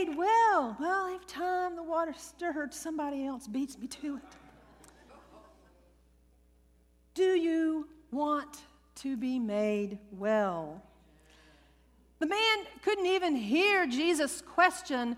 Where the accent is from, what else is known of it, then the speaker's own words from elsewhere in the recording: Louisiana, United States; I was raised Southern Baptist in Louisiana